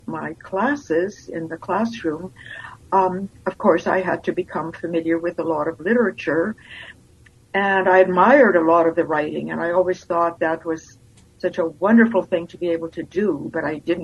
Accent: the Interlake, Manitoba, Canada; also born or lived in Lithuania; now in Winnipeg, Canada; I grew up in the Interlake, actually, that's where I started school.

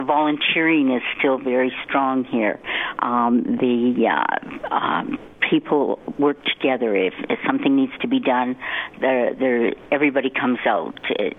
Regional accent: Morinville, Alberta, Canada; I grew up in Mornville, so it is my hometown also. And I went to school here and got married, stayed right here, and I'm still here.

